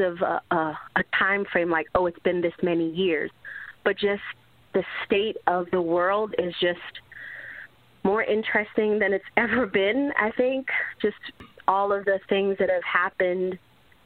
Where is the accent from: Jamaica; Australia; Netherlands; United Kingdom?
Jamaica; I'm from Jamaica. My parents aren't rich. You know, we were born in not necessarily the best part of the island.